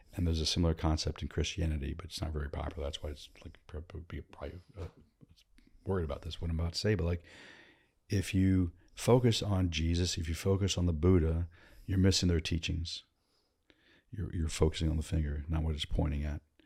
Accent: Northern Virginia, United States; Born and raised in Virginia, Northern Virginia, D C

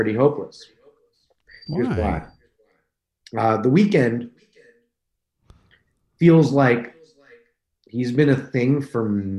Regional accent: Canada; we're both homeless, like, and we're both Canadian, and we're both black.

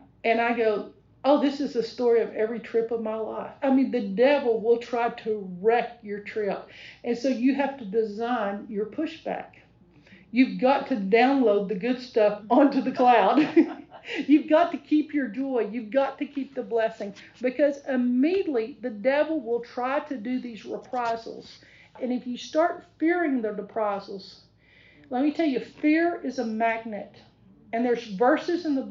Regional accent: Texas, United States; I'm from Texas

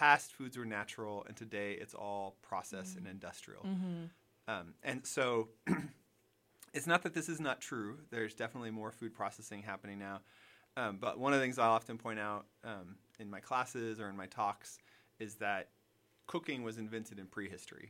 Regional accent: United States; also born or lived in London; being an American in Europe

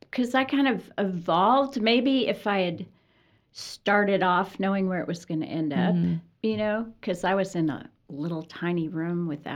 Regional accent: Colorado, United States; Growing up in Colorado, it's all about the environment

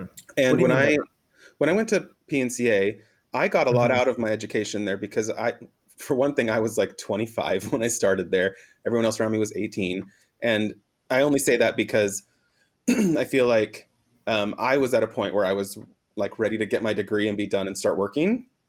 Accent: Boise, Idaho, United States; also born or lived in Mexico / New York / Los Angeles; now in Portland, United States; I was raised in Boise, Idaho, and then moved to several different places in Mexico where my mom is from. But I've lived in New York, and I've lived in Los Angeles.

